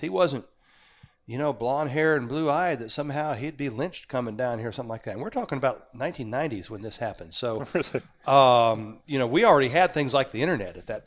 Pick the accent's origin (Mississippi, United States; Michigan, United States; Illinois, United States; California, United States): Mississippi, United States; I said I was from Mississippi.